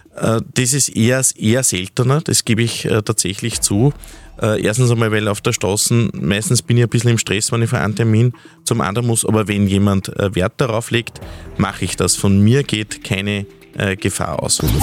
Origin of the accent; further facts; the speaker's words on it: Steinhaus, Upper Austria, Austria; in meiner Heimatgemeinde Steinhaus-Bewels